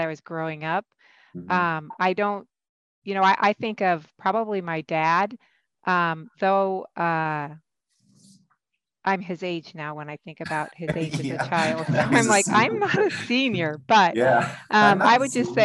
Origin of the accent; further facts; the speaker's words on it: Iowa, United States; moved away as an adult; also born or lived in California; now in Pittsburgh, United States; my home state of Iowa. And so where I was born, raised, where I received my education training as a nurse practitioner